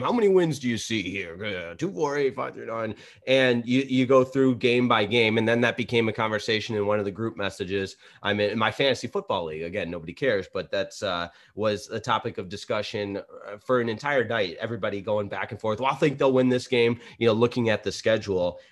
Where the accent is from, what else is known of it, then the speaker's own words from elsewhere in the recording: Michigan, United States; us growing up in Michigan